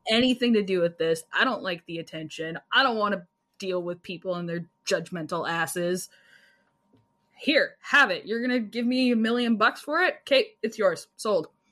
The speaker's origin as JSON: {"language": "English", "country": "Canada", "said": "I'm Canadian"}